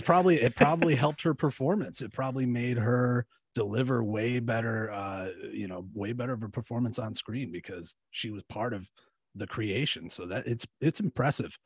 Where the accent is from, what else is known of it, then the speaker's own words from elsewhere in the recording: Michigan, United States; i'm from michigan we, i lived like an hour from detroit